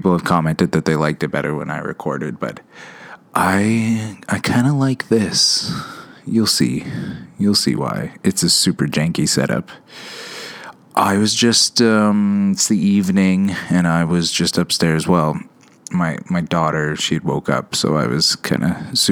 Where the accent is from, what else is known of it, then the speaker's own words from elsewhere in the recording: Canada; I am Canadian.